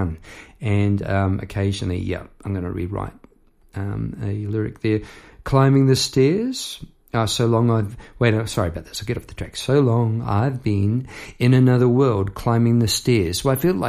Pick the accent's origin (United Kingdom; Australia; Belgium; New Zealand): New Zealand; Palmerston North, Manawatū-Whanganui; moved away; I'd left my hometown, Palmerst North, behind at that stage